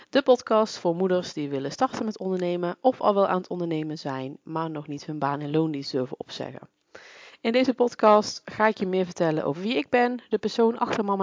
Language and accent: Dutch; North Brabant, Netherlands; now in Achterhoek, Netherlands; Oorspronkelijk kom ik uit Brabant, dat zal je misschien ook al horen. En ik ben zo'n zeven jaar geleden hierheen verhuisd voor de liefde.